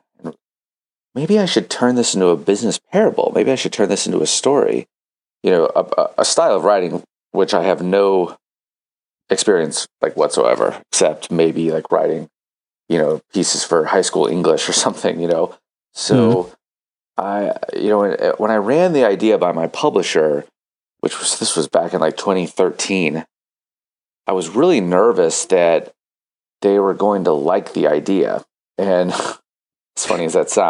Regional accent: St. Louis, Missouri, United States; here in St. Louis, Missouri, middle of the United States, my hometown, my home country.

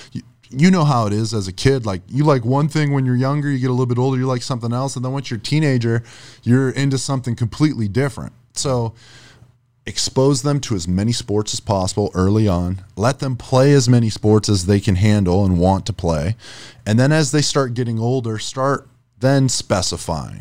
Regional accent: Erie, Pennsylvania, United States; now in Florida, United States; I'm from up north. I'm from Erie, Pennsylvania

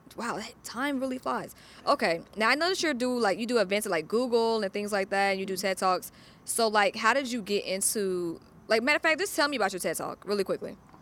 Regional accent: Atlanta, Georgia, United States; now in Los Angeles, United States; I'm from Atlanta, so I'm used to not being the only black person in the room. I think at my high school, there was probably five white people.

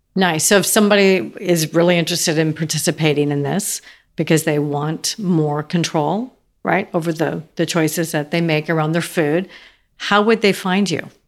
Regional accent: Seattle, Washington, United States; also born or lived in Idaho / California; now in Nashville, United States; I grew up in Seattle and Idaho

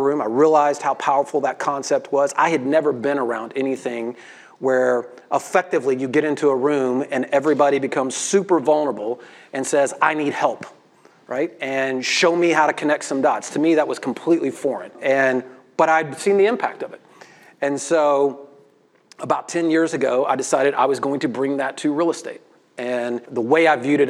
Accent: Memphis, Tennessee, United States; I'm a redneck from Memphis, Tennessee

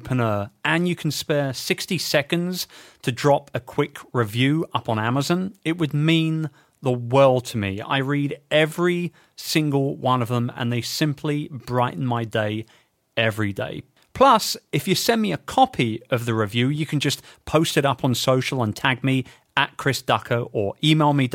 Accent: London, United Kingdom; my hometown

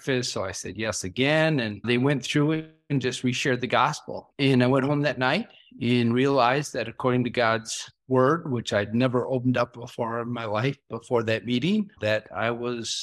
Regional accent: Brooklyn Park, Minnesota, United States; we grew up in Brooklyn Park

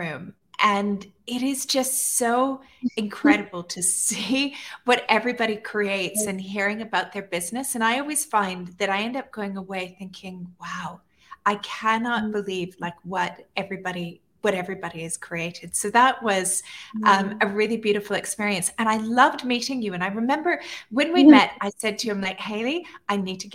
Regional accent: Canada; moved away as an adult; now in Dubai, United Arab Emirates; Originally, I'm from Canada, but I've been living in Dubai for the past 14 years

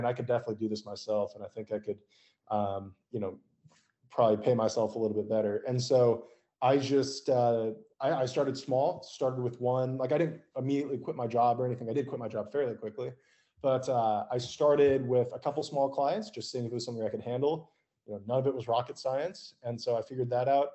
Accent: outside Boise, Idaho, United States; now in Austin, United States; I grew up in Idaho, and we were a ways outside of Boise.

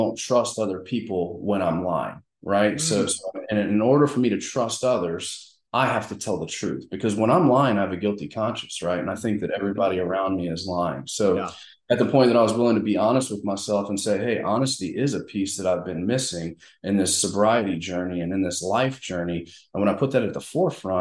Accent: Mandeville, Louisiana, United States; moved away; also born or lived in South Carolina / Texas / Arkansas / Memphis, Tennessee; I'm originally from Mandeville, Covington area

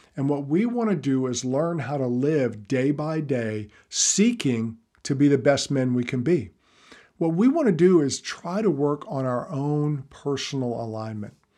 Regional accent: the South, United States; I'm from the South

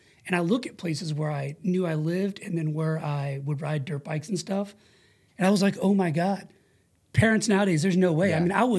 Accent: Twentynine Palms, California, United States; the quick version is military brat. My dad was in the Navy. He was a corpsman with the Marines as well, Vietnam vet era guy. He did 24 years, retired as a chief, So, you know, I lived in 29 Palms four times.

